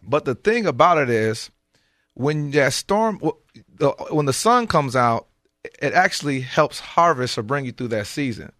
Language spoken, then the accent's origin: English; Michigan, United States; I grew up in Michigan.